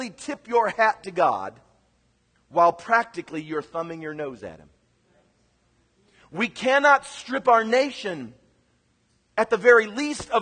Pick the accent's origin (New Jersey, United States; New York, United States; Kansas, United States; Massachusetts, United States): Kansas, United States; moved away; my home state of Kansas